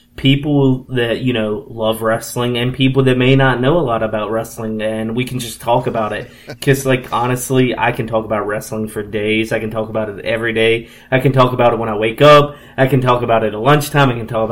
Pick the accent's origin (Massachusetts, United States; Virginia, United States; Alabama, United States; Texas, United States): Virginia, United States; Harrisonburg; I grew up in Harrisonburg and I'm actually still here to this day.